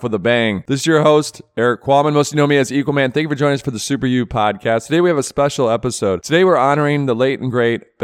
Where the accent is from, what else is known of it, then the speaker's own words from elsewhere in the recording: Michigan, United States; growing up in Michigan